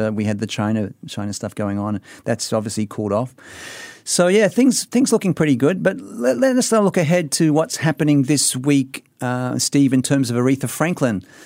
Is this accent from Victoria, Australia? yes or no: no; Sydney, New South Wales, Australia; now in Singapore; I'm from Sydney